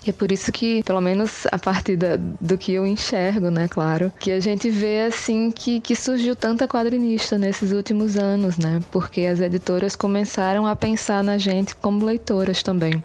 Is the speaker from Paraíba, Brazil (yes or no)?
yes; Paraíba, Brazil; now in Bahia, Brazil; morando na Bahia, mas sou da Paraíba